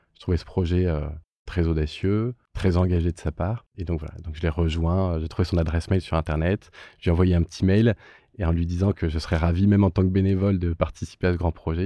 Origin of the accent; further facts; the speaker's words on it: France; en tant que, que, citoyen, en tant que Français